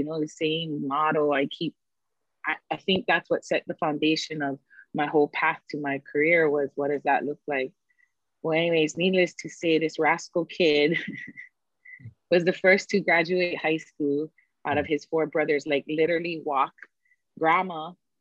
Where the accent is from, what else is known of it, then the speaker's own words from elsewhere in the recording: Hawaii, United States; us as locals, you know, as who we are from Hawaii